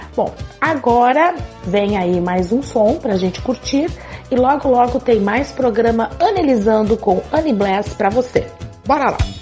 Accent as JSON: {"language": "Portuguese", "region": "South Region", "country": "Brazil", "said": "eu sou daqui do Sul"}